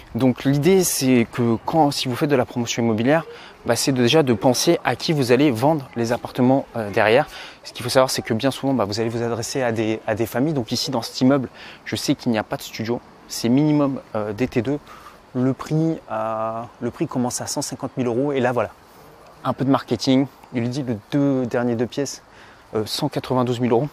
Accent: Provence-Alpes-Côte d'Azur, France; je me trouve en fait dans un des quartiers où j'ai grandi euh, quand j'étais petit sur la Côte d'Azur

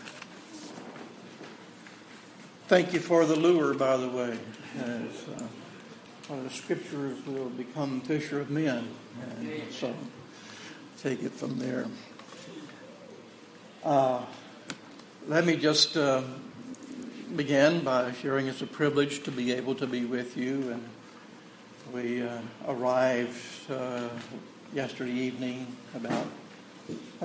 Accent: Texas, United States; I'm from Texas, and that's the way I talk

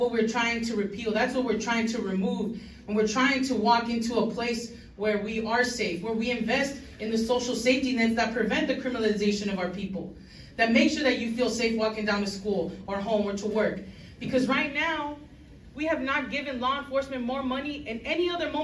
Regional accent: Los Angeles, California, United States; I was born and raised in LA in Highland Park. I've lived here my entire life.

